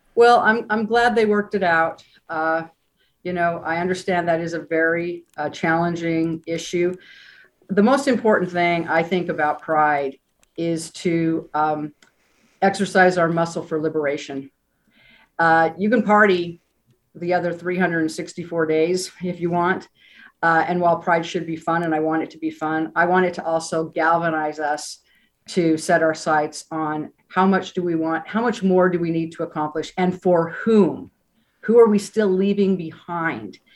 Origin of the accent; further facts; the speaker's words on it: Utah, United States; moved away as an adult; now in San Francisco, United States; growing up in Utah